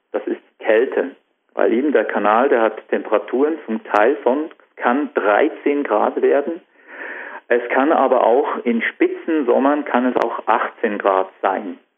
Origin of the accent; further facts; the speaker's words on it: Switzerland; Ja, das ist genau das Problem bei uns in der Schweiz.